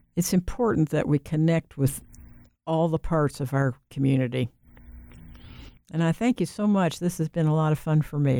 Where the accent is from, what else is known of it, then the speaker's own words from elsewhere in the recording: Ohio, United States; moved away as an adult; also born or lived in North Carolina / Washington, D.C.; now in Raleigh, United States; I grew up in Ohio.